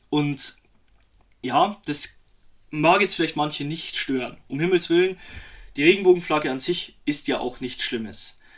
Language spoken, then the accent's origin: German; Germany; born there; wir sind beide gebürtige Deutsche